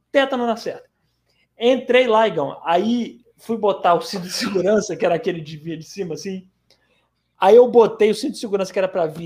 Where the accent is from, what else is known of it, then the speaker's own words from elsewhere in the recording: Fortaleza, Ceará, Brazil; born there; Obitipá que fica na cidade de Fortaleza. Por acaso a cidade onde eu nasci.